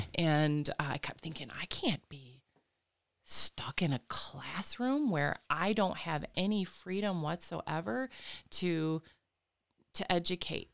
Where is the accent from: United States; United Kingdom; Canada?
United States; Flint, Michigan; now in Lansing, United States; was born and raised in the Flint, Fenton, Linden